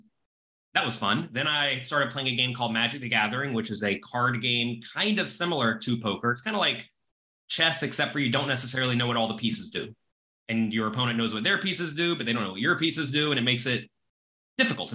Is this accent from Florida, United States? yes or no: yes; Florida, United States; now in New York City, United States; I am American. I was born in Florida, but I live in New York City now.